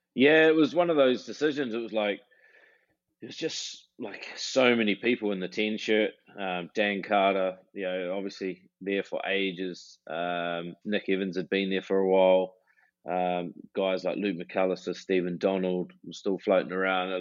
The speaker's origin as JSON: {"language": "English", "town": "New Plymouth", "region": "Taranaki", "country": "New Zealand", "tie": "born or raised there", "moved": "as an adult", "said": "growing up in New Zealand"}